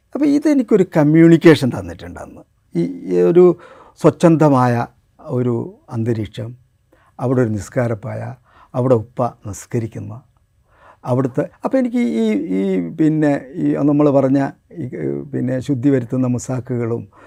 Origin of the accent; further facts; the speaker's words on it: Kuttiady, Kerala, India; also born or lived in Nadapuram; ഞാൻ കുറ്റ്യാടി എൻ്റെ പോറ്റ് നാടാണ് എൻ്റെ ജന്മനാട് നാദാപുരമാണ്